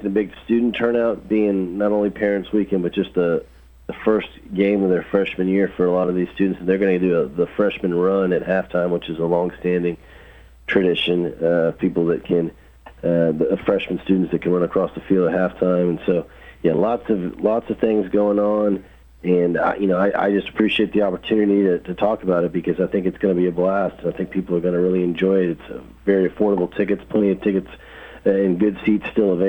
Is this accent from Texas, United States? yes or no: yes; Houston, Texas, United States; moved away as an adult; also born or lived in Indiana / Arizona / New Mexico; now in Murfreesboro, United States; I grew up in Houston, Texas.